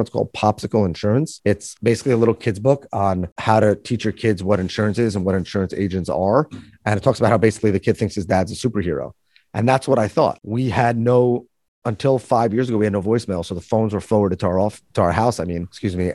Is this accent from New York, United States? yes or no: yes; New York, United States; born and raised in New York. That'll probably come out in this podcast 'cause I can't really hide it